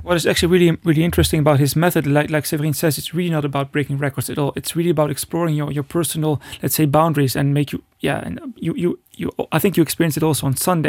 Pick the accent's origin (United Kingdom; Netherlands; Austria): Netherlands; I was born in the Netherlands